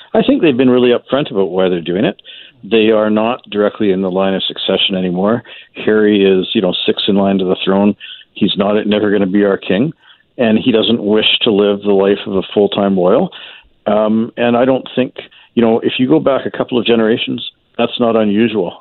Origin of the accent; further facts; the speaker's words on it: Canada; as a Canadian taxpayer